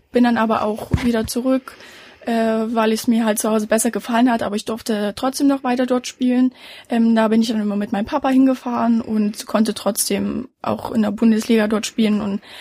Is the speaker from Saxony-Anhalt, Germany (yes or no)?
yes; Merseburg, Saxony-Anhalt, Germany; also ich komme nicht aus Halle, ich komme aus Merseburg